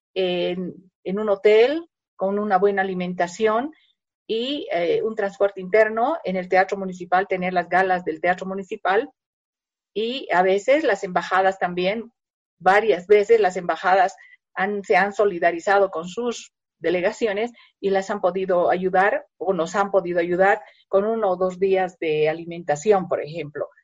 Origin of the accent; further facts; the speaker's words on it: Bolivia; somos los bolivianos